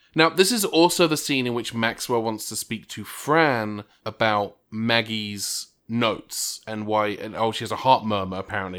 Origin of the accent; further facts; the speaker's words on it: England, United Kingdom; moved away; the high school in the town I grew up in in England